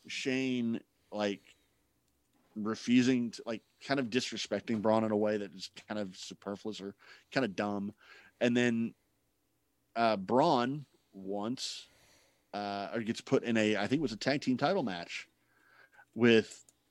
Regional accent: Scotland, United Kingdom; I'm sorry, I'm Scottish.

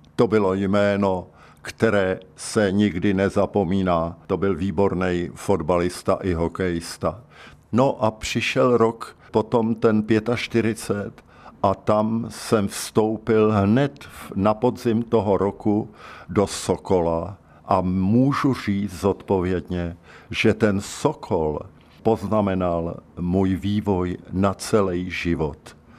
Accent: České Budějovice, South Bohemian Region, Czechia; Narodil jsem se v Českých Budějovicích, kněžské ulici číslo 5

